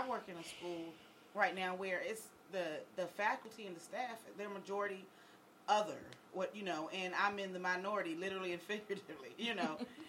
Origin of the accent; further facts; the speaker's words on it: Virginia Beach, Virginia, United States; When I was growing up, I grew up in Virginia Beach. And if anyone knows anything about Virginia Beach, it's a mixed area